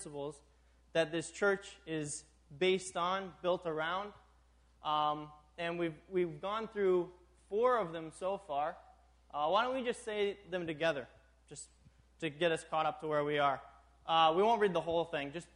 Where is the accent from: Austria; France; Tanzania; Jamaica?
Tanzania; also born or lived in New York, United States; now in Minnesota, United States; I grew up in East Africa, Tanzania.